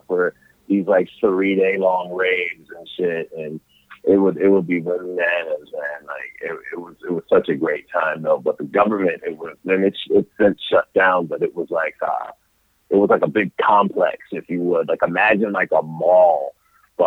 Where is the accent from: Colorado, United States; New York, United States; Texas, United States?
New York, United States; Rochester; I'm from Rochester, New York, but I grew up in a suburb a little outside of there